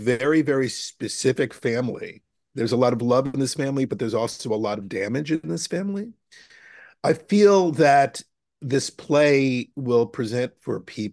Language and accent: English; New York, United States; I grew up in New York going to, you know, revival houses